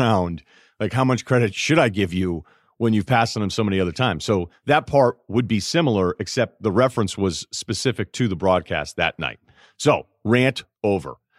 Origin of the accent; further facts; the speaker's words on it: Martha's Vineyard, Massachusetts, United States; moved away; There's fourteen thousand people that were living there year-round back when I was there.